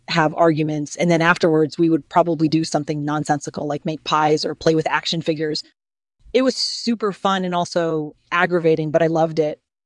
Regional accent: Washington, District of Columbia, United States; I was born in Washington, D C, and I grew up in a traditional middle class family

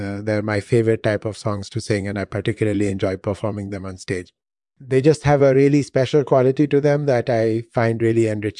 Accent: India; moved away as an adult; also born or lived in London; I was born and raised in India. I started learning music when I was 6 years old, and I've been singing ever since. I studied voice at the prestigious Sanjit Natak Academy in India. And then I came to the US

